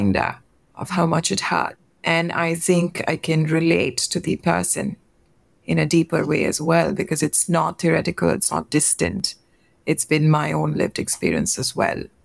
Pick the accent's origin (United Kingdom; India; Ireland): India; I'm from India and we have very close-knit extended family systems. So I grew up with my uncles and aunts.